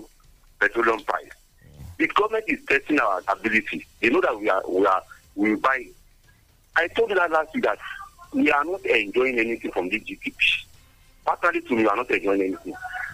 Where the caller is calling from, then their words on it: Ogun State, Nigeria; from Ogun State here.